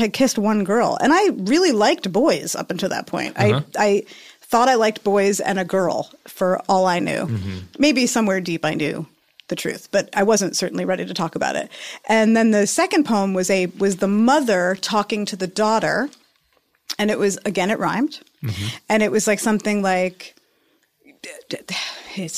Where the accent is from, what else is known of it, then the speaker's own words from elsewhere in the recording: New York City, New York, United States; moved away; I'm from New York City